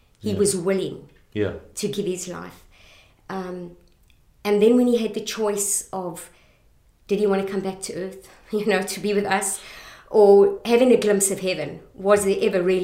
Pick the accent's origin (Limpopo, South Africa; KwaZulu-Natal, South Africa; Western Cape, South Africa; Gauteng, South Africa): Gauteng, South Africa; Benoni; moved away; also born or lived in Johannesburg / Boksburg; Boksburg, Benoni, that's where, although I was born in Johannesburg, that's where I grew up